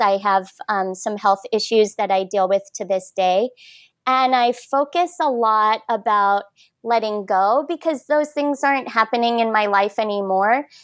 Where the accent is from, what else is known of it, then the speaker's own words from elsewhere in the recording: Michigan, United States; also born or lived in Minnesota; now in Cardiff-by-the-Sea, United States; I was originally born and raised in Michigan